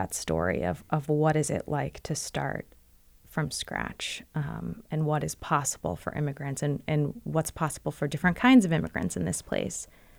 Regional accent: Virginia, United States; I'm actually not from Brooklyn. I'm not even from New York. So I can't have all these New Yorkers mad at me for claiming that. I grew up in Northern Virginia.

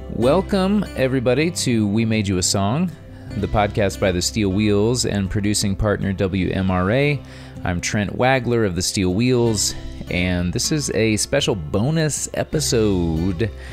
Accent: Kansas, United States; moved away; also born or lived in Virginia; I grew up in Kansas.

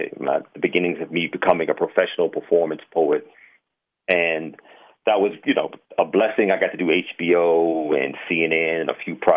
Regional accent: Richmond, Virginia, United States; moved away as an adult; now in Atlanta, United States; I grew up in Richmond, Virginia, south side of that city

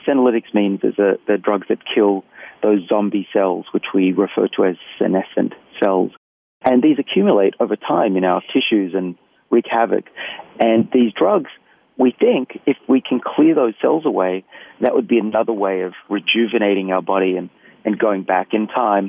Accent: Australia; accent: Australian; moved away as an adult; also born or lived in Boston; my accent's Australian

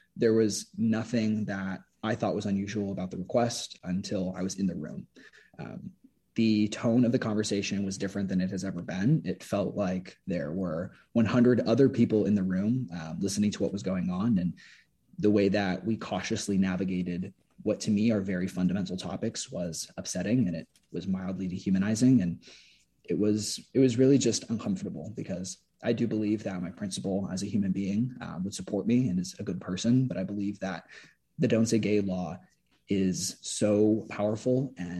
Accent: Sarasota, Florida, United States; growing up in Sarasota

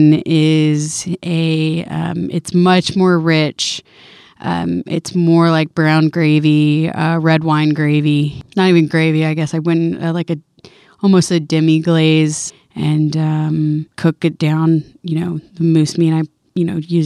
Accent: Pasco County, Florida, United States; moved away as an adult; now in Bethel, United States; So I grew up in Florida. I am from Pasco County, which is in central Florida.

